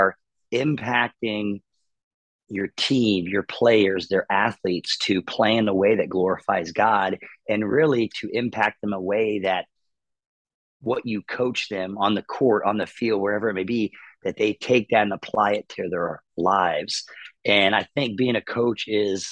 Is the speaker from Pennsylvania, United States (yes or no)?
yes; Pittsburgh, Pennsylvania, United States; now in Florida, United States; Didn't have a lot of money growing up in Pittsburgh.